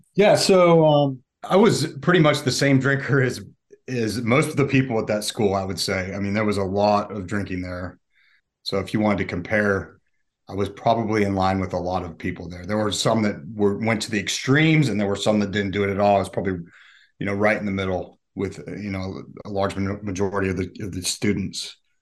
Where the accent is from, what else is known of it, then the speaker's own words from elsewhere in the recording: Park City, Utah, United States; now in Atlanta, United States; my middle school and high school years were in Utah